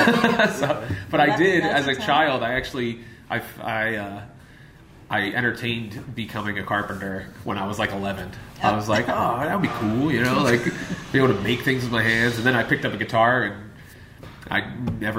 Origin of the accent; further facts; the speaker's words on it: Philadelphia, Pennsylvania, United States; also born or lived in Springford, Pennsylvania; I grew up in Northeast Philadelphia